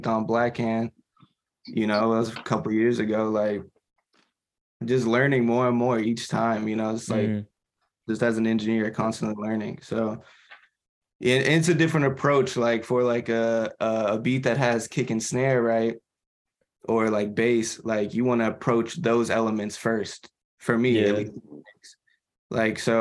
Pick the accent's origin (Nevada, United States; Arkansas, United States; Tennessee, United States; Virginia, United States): Tennessee, United States; Memphis; we're from Memphis